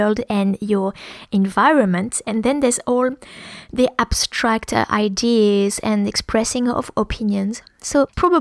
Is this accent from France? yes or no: yes; France; accent: French; English is a second language; moved away; When I speak English with my French accent